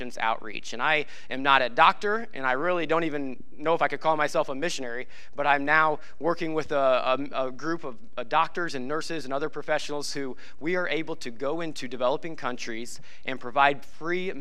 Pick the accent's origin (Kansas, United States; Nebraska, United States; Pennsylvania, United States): Nebraska, United States; moved away; I grew up in Nebraska